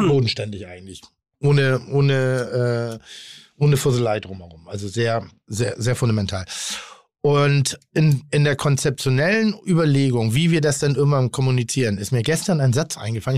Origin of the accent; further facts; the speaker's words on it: Schleswig-Holstein, Germany; now in Hamburg, Germany; Ich bin in Schleswig-Holstein groß geworden.